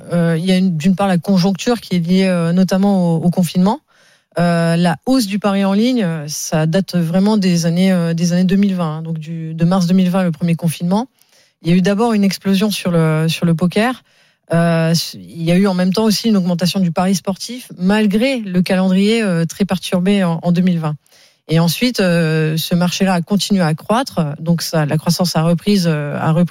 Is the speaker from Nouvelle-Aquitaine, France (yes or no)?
no; Grand Est, France; born there; now in Paris, France; Je suis né en Lorraine sur les terres de Michel Platini.